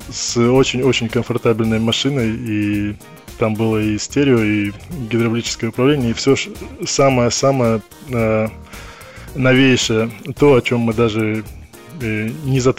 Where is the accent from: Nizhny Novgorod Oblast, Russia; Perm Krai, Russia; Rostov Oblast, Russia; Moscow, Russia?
Perm Krai, Russia; Perm; moved away as an adult; now in London, United Kingdom; А, я приехал из города Пермь, а, оказался здесь достаточно просто. А, это было связано с моим а, местом обучения, с моим институтом